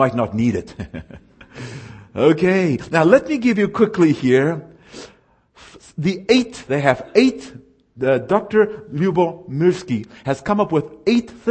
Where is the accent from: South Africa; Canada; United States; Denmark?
South Africa; moved away; I was raised in South Africa, where the only time you see snow is if you got to drive to it.